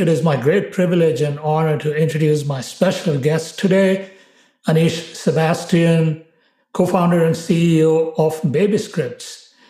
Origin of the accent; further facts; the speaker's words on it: India; I was born and raised in India as well.